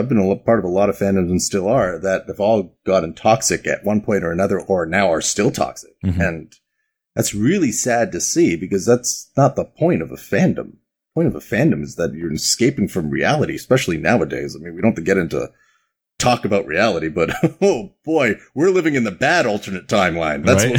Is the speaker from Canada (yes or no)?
yes; Canada; born there; So first off, I've got that Canadian bomb in my neck because I was born in Canada. So I'm super polite.